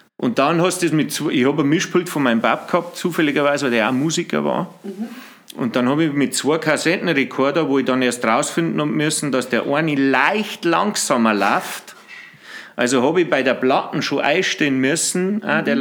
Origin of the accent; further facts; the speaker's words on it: Bavarian Forest, Germany; moved away; also born or lived in Freising / Au in der Hallertau; sind wir dann äh, nach Ringzung in Wald und da bin ich dann aufgewachsen